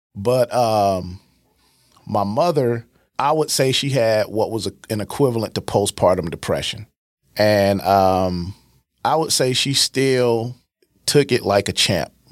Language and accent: English; East St. Louis, Illinois, United States; born and raised in East St. Louis